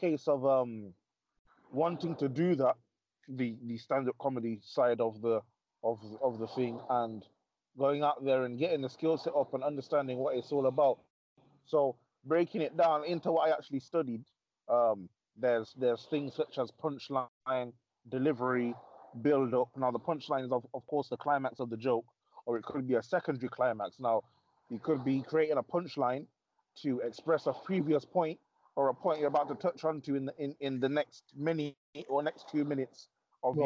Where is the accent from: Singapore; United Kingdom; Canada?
United Kingdom; Coventry, West Midlands; my hometown of Coventry.